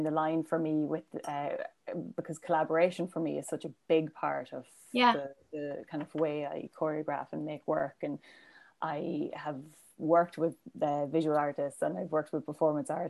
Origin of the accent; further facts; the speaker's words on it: Cavan, Ulster, Ireland; I'm from Cavan, so, you know, we're close to the border.